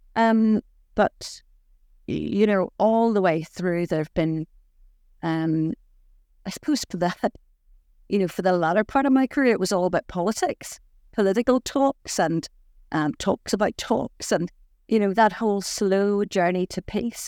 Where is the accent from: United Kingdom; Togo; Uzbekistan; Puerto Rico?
United Kingdom; Saintfield, Northern Ireland; I was born in Saintfield in County Down